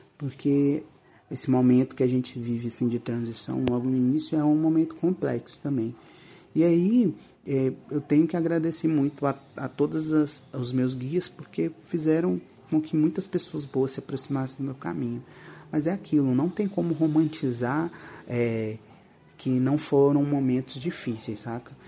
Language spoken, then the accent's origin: Portuguese; interior of Minas Gerais, Brazil; moved away; eu vim de, do interior de Minas Gerais